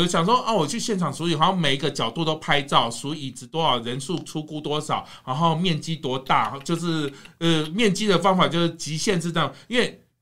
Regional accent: Kaohsiung, Taiwan; 你跑到我的家乡

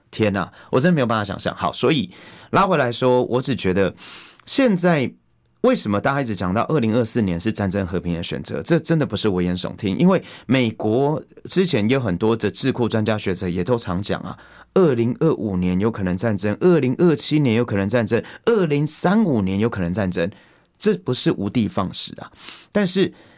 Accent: Taiwan; 我们是台湾的主人

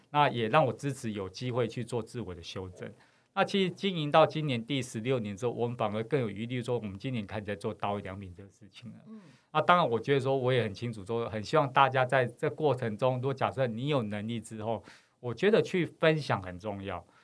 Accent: Taipei, Taiwan; 其实我应该是讲着我们是在西门町长大孩子

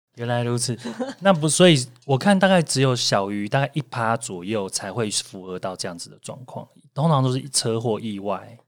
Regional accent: Taiwan

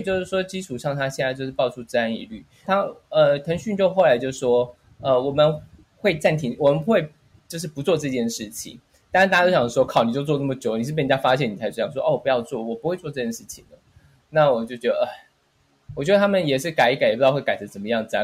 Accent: Taiwan; 因为其实我们台湾人都蛮习惯吃到饱这件事情

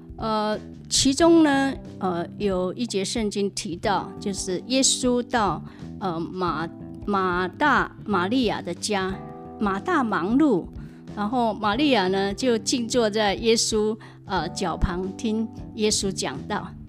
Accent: Hualien, Hualien County, Taiwan; 我在花莲长大，呃，有一个哥哥，一个弟弟

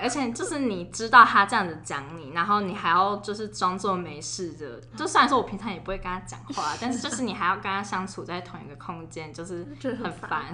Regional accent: Taipei, Taiwan; 我们都是台北长庚出生

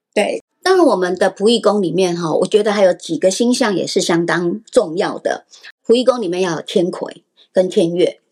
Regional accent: Taipei, Taiwan; moved away as an adult; now in New Taipei, Taiwan; 我出生在台北 嫁到新北市

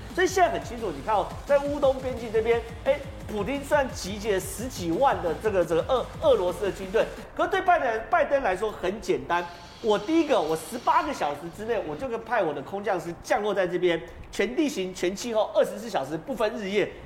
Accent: Taiwan; 我们台湾人

